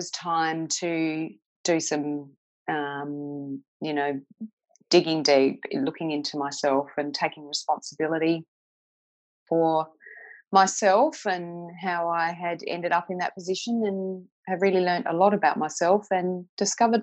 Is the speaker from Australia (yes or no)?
yes; Victor Harbor, South Australia, Australia; also born or lived in Mount Gambier, South Australia / Penola, South Australia / Adelaide, South Australia; I was born in Mount Gambier, and we lived there until I was eight, and then moved to a little seaside town out of Adelaide about an hour called Victor Harbour, where we lived for some time.